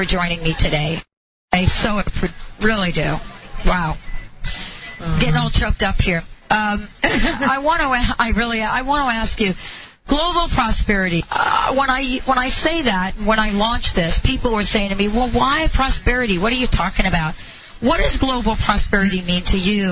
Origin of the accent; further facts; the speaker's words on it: New Jersey, United States; I grew up in New Jersey, and I remember walking the Jersey Shore